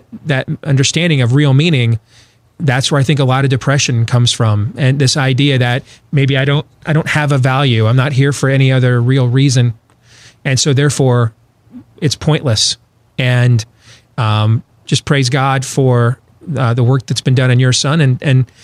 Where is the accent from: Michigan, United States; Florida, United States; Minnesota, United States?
Michigan, United States; West; moved away; Where I grew up, West Michigan.